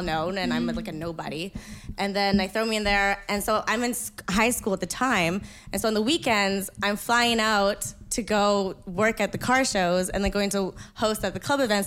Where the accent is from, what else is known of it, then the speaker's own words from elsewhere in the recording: Winnipeg, Manitoba, Canada; I'm from Winnipeg.